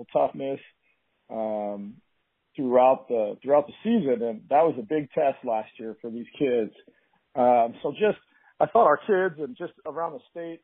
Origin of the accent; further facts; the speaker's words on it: Beaverton, Oregon, United States; So I grew up in Beaverton, born and raised.